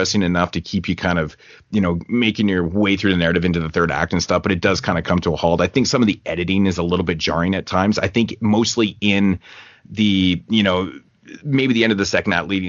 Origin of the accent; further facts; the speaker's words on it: Canada; I'm Canadian